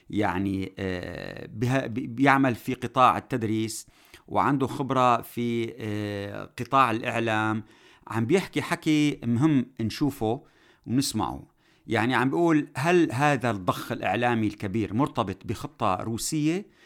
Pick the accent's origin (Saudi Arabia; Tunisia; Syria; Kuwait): Syria; نقدر نفرض كسوريين الحل اللي نحن بدنا اياه كشعب سوري في كل المناطق